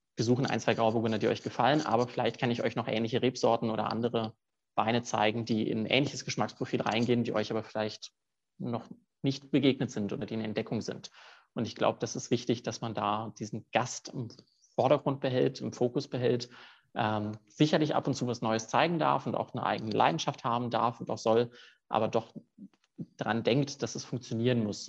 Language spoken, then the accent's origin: German; Cologne, North Rhine-Westphalia, Germany; moved away as an adult; now in Zurich, Switzerland; Habe dann einige Praktika in meiner Heimatstadt in Köln gemacht